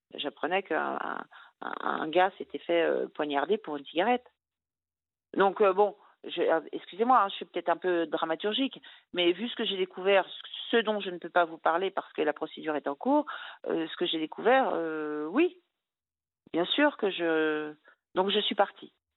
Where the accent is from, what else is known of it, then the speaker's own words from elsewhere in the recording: Brittany, France; je suis bretonne